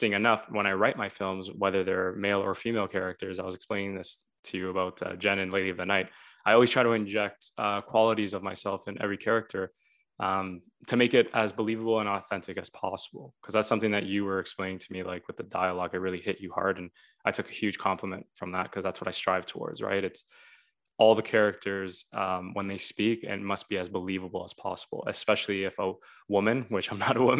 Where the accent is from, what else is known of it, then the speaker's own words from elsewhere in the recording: Toronto, Ontario, Canada; me growing up in Toronto